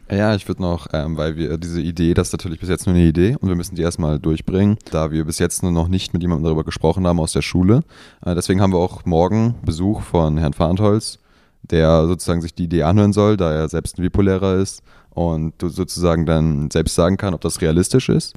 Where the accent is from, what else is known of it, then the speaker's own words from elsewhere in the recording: Büchen, Schleswig-Holstein, Germany; ich komme tatsächlich aus Büchen